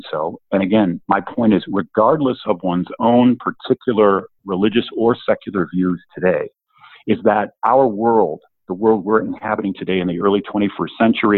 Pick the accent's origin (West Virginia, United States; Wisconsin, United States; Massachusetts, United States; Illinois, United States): Illinois, United States; Woodstock; moved away as an adult; I'm from the Midwest originally, northern Illinois, northwest of Chicago, a small town called Woodstock